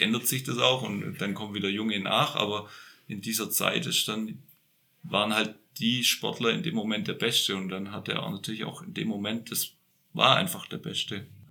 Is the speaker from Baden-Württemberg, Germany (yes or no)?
yes; Böblingen, Baden-Württemberg, Germany; now in Franconian Lake District, Germany; ich bin ja Schwabe, also gebürtig in Böbling.